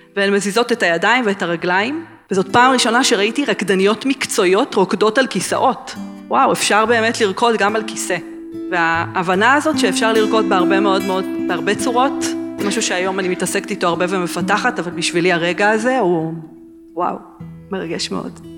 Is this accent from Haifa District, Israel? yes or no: no; Gderot Regional Council, Central District, Israel; גדלתי ביישובי גדרות, במושב הסרט, ולאחר מכן בסטודיו של אורנה גלס בגדרה